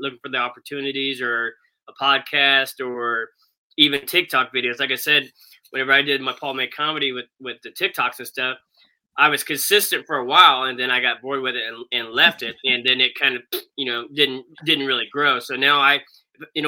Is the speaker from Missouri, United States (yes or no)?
yes; Missouri, United States; also born or lived in Kansas City, Missouri; I was born in Kansas City, Missouri, but I only lived there 3 years of my life. My dad actually passed away when I was three. And then my mom and I moved to a small town about an hour of Springfield